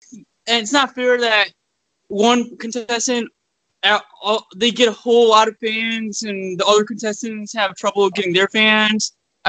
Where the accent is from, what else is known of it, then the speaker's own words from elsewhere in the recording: Northern Virginia, United States; I'm Indian, but I'm from Northern Virginia, outside Washington, D.C.